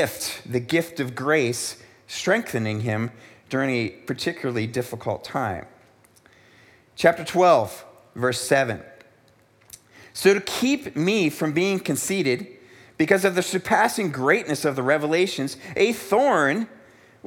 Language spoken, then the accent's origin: English; United States; moved away as an adult; also born or lived in South Africa; growing up in America where life was generally good